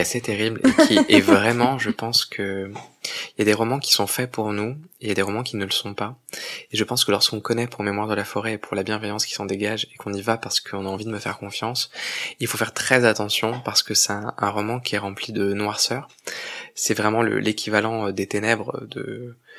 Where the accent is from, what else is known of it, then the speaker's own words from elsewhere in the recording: Provence-Alpes-Côte d'Azur, France; je viens de Provence, et c'est une terre de, une terre de contraste parce que c'est une terre de beauté, mais c'est une terre qui, lorsqu'on grandit, comme moi, euh, aujourd'hui j'ai 37 ans, mais j'ai grandi là-bas depuis mon plus jeune âge